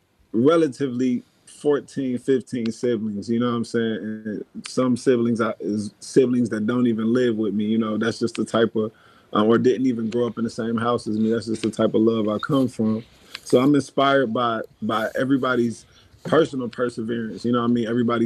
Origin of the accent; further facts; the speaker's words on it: Dayton, Ohio, United States; But yeah, I grew up in Dayton, Ohio, though. Dayton, Ohio.